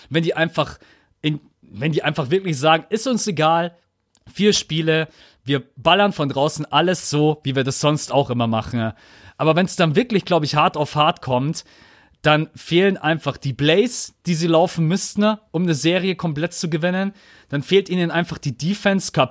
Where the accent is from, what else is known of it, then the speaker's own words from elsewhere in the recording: Munich, Bavaria, Germany; bei uns in München